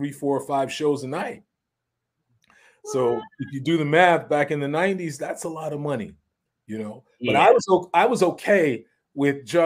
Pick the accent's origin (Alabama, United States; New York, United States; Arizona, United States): New York, United States; New York City; growing up in Harlem